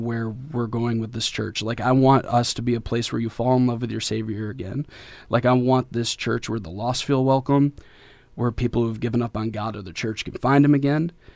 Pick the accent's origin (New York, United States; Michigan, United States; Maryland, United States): Michigan, United States; Detroit; moved away as an adult; now in Kentucky, United States; I'm from Detroit, so I'm half hood, half holy